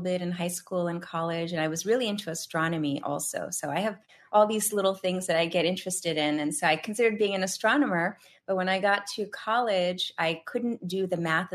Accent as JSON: {"language": "English", "region": "New York", "country": "United States", "also_born_or_lived": "India", "said": "I am from New York and I still live in New York"}